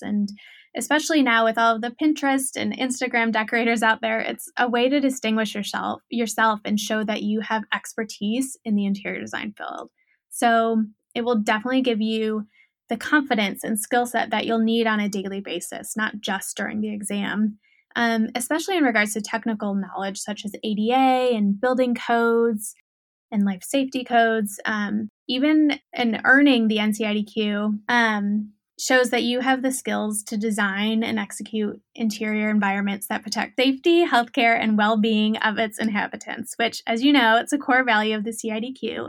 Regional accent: Ohio, United States; moved away as an adult; also born or lived in Orange County, California; born and raised in Ohio.

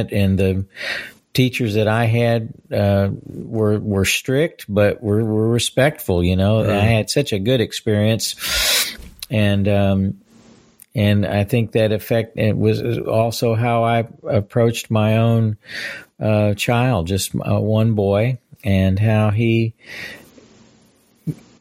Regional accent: Fort Worth, Texas, United States; also born or lived in California / upstate New York; I grew up in Fort Worth

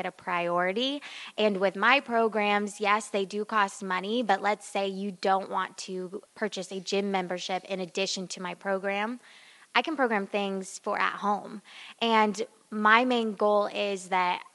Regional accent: Las Vegas, Nevada, United States; also born or lived in Sioux Falls, South Dakota / Oklahoma; now in Cranford, United States; I grew up in Las Vegas, Nevada, and also Sioux Falls, South Dakota, which is like two worlds apart.

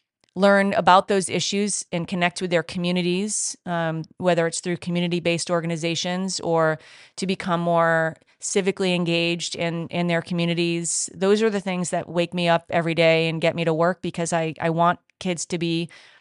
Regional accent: New England, United States; I'm from Southern New England, so that's how I have to go that way.

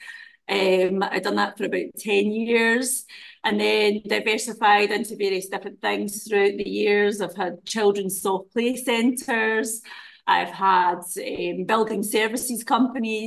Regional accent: Glasgow, Scotland, United Kingdom; moved away as an adult; also born or lived in Dundee, Scotland; now in Dubai, United Arab Emirates; I was born in Glasgow, but I lived in Dundee with my husband

